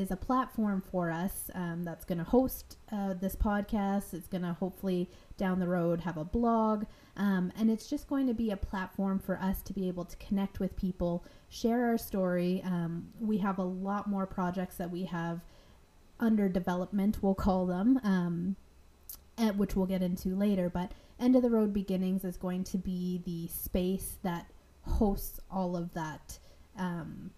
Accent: Ontario, Canada; moved away as an adult; also born or lived in Nova Scotia; I'm from Ontario

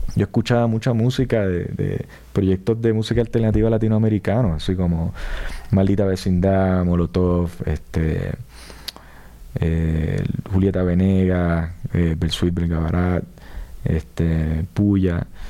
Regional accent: Puerto Rico; yo me siento puertorriqueño, ¿sabes? Por la, la crianza, la cultura, este, el idioma también

